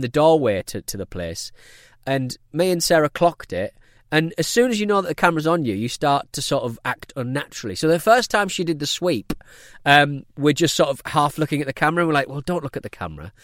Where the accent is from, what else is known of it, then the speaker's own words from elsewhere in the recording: United Kingdom; I'm British